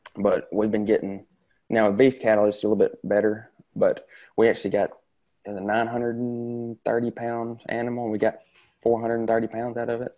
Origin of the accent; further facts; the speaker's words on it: Tishomingo County, Mississippi, United States; I'm from Tishomingo County.